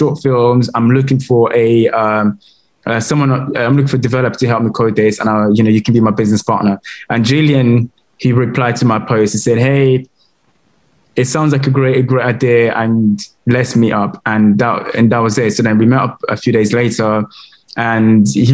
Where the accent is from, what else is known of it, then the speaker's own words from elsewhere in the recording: London, United Kingdom; also born or lived in Congo / France; I grew up in Camden, in London.